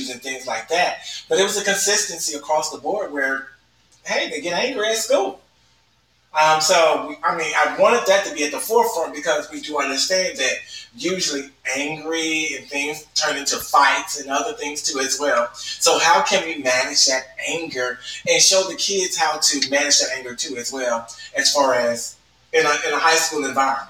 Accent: the South, United States; I'm from the South, so I'll say gooder and gooder

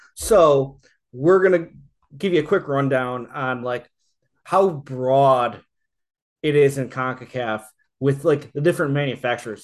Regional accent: United States; I'm American

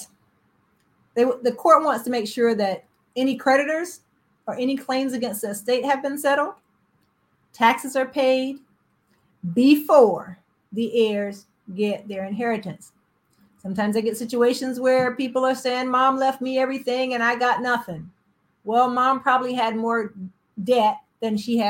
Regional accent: South Carolina, United States; I'm from South Carolina.

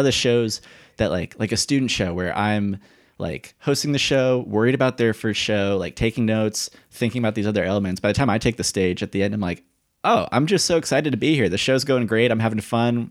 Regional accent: Indiana, United States; I'm from Indiana

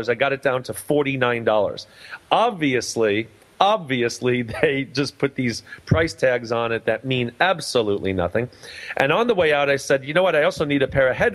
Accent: New York City, New York, United States; moved away; I'm originally from New York

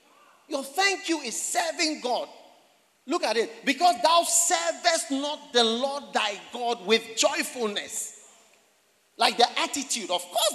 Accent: Buipe, Savannah Region, Ghana; You are from where? I said, I'm from Buipe.

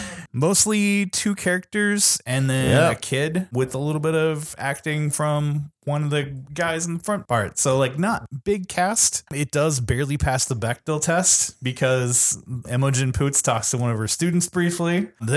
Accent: Indiana, United States; I grew up in Indiana, so

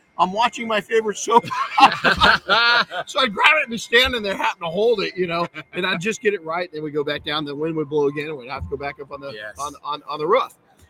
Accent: Southern California, United States; I grew up in Southern California where the Santa Ana winds.

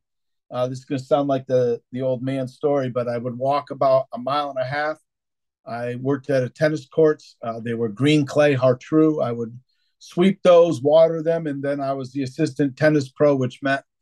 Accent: Connecticut, United States; also born or lived in Massachusetts; Then, Jim, I jumped over to Connecticut.

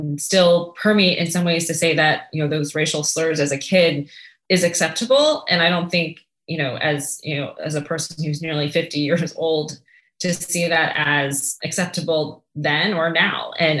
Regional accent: Prince George's County, Maryland, United States; also born or lived in Vietnam; grew up in a very multicultural household, but also in a very dynamic neighborhood where the majority of my neighbors were African-Americans, Prince George's County, Maryland.

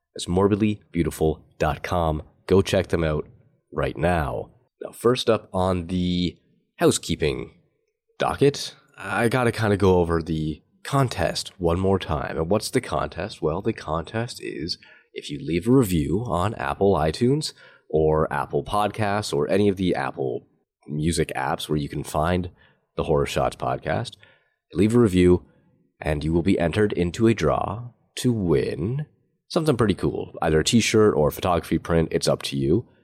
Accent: Canada; I'm Canadian

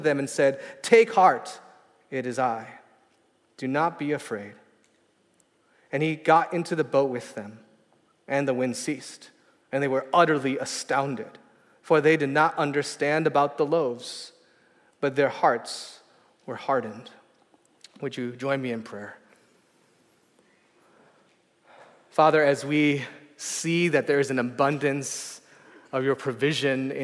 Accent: outside of Detroit, Michigan, United States; now in San Francisco, United States; I grew up outside of Detroit

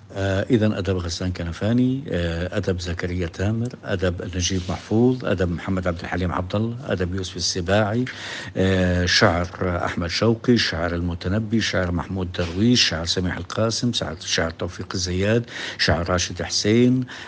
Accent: Jericho, West Bank, Palestine; moved away; also born or lived in Jordan; أنا من مواليد أريحة عام 1955

